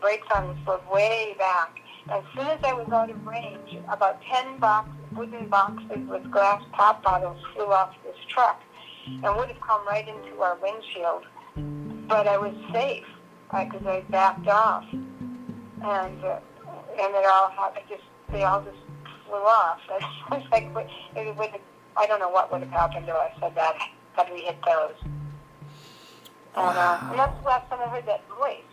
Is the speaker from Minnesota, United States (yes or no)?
yes; Minnesota, United States; I'm from Minnesota